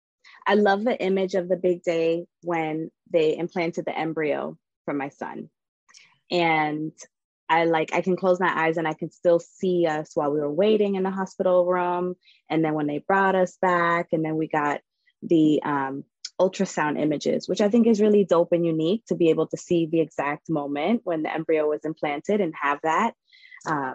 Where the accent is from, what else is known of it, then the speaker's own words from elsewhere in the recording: Boston, Massachusetts, United States; moved away; also born or lived in Arizona; born and raised in Boston, my mother's Italian and my father's Dominican